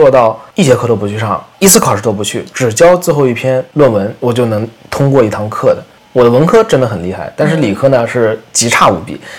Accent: Jiangsu, China; 我高中的时候，我是江苏的嘛，我们那边数学卷子满分是一百六十分，我考过十四分。

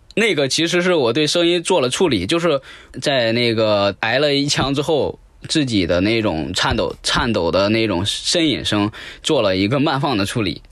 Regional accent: Henan, China; 我都是河南的

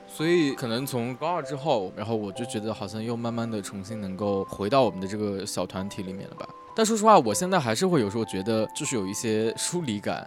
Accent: a small county town in northern China, China; moved away as an adult; 我们小时候都是在一个那种家属院里长大的

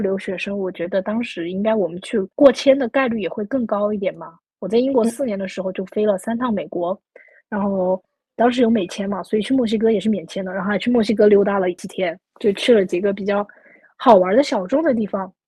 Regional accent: Sichuan, China; also born or lived in United Kingdom; 加上我是四川人，又特别喜欢吃辣

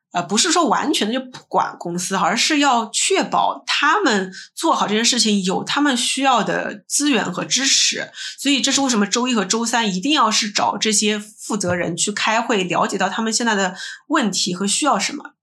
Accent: China; also born or lived in United States; 我们中国人还是有很多从众的心理在的

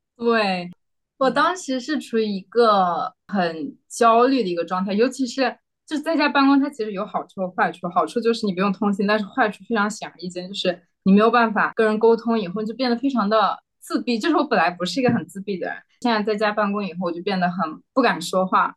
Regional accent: Xinjiang, China; moved away as an adult; also born or lived in Beijing; now in Singapore; 我是新疆人

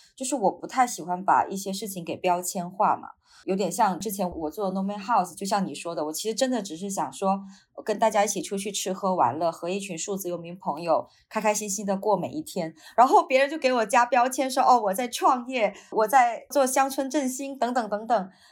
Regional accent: Wenchang, Hainan, China; moved away; 首先它是一个很小的县城，是八线县城了，就是海南文昌嘛。我生活的地方就更小了，只是一个小镇上，然后我的老家是在村子里面的

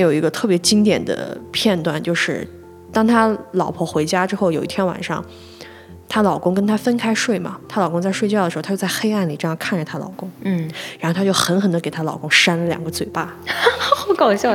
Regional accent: northern China, China; 我是北方人

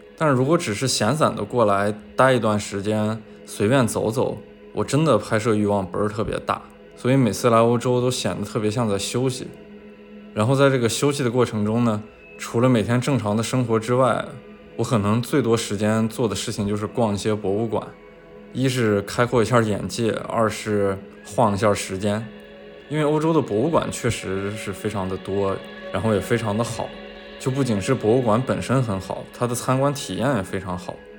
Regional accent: Shanxi, China; moved away; 我老家是山西， 然后我们山西其实有非常多的文物

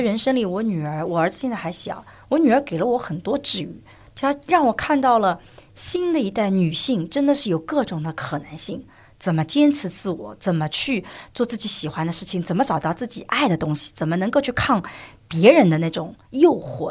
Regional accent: China; 我们中国人的传统就是要，要自谦嘛

